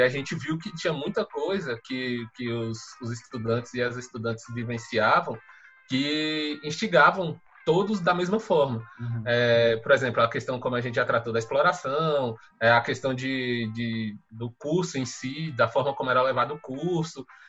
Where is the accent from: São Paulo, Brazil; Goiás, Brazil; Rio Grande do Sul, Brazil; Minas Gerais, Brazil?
Goiás, Brazil; Mara Rosa; moved away; also born or lived in Brasília; esse povoado é na cidade de Mara Rosa, Goiás, no norte de Goiás, perto da, da cidade de Uruaçu, que é a cidade mais conhecida daquele local. É, eu nasci lá, cresci no